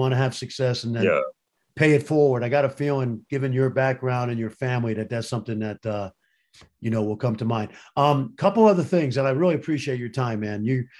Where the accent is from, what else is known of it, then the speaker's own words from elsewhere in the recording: Brooklyn, New York, United States; I grew up in Brooklyn.